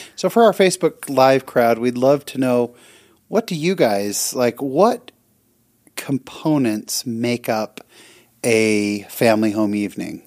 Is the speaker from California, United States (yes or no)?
yes; California, United States; We're both from California